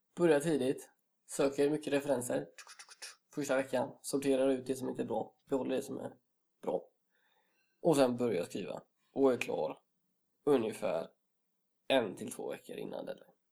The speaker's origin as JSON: {"language": "Swedish", "town": "Gothenburg", "region": "Västra Götaland", "country": "Sweden", "also_born_or_lived": "Karlstad", "said": "en stolt göteborgare och mm. det är eh, kul att komma hem till Göteborg igen"}